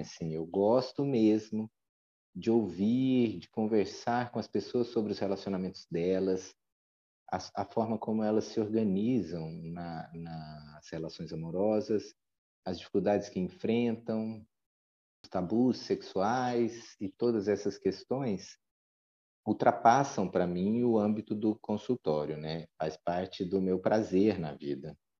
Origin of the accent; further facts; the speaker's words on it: Goiânia, Goiás, Brazil; hoje eu resido em Goiânia, que é a cidade natal da minha mãe, mas onde eu me criei a partir dos três anos até terminar a faculdade